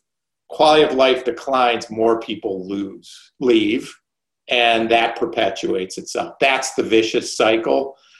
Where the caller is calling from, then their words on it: New York, United States; I'm in New York. I've been in New York probably since Labor Day, the vast majority of the time.